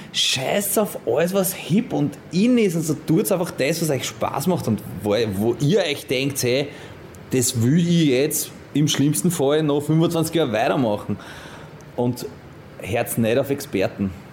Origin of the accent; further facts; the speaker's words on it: Vienna, Austria; ich bin in Wien-Simmering aufgewachsen